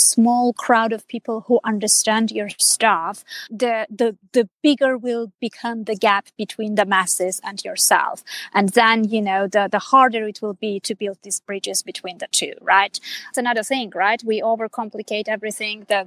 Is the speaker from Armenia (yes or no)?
yes; Armenia; first language Armenian; English is a second language; I'm originally from Armenia. I'm Armenian. And that's my native language. That's my mother tongue